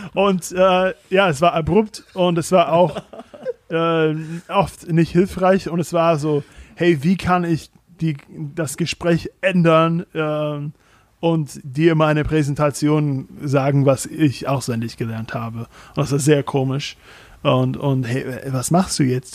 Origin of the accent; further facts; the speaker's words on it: United States; German is a second language; now in Germany; als Amerikaner